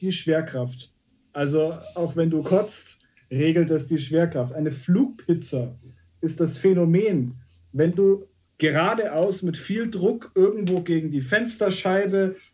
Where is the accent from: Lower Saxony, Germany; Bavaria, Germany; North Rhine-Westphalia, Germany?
Bavaria, Germany; Munich; ich als, als gebürtiger Münchner